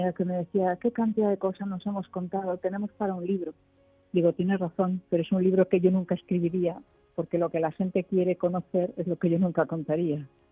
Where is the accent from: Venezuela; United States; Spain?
Spain; Galicia; yo que soy gallega